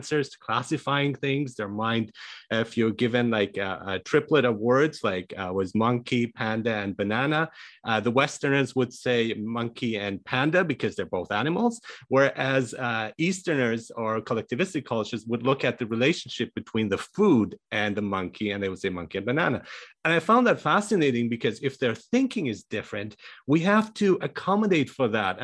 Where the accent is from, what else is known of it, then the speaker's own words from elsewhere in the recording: Iran; moved away; I was born in Iran, I speak five languages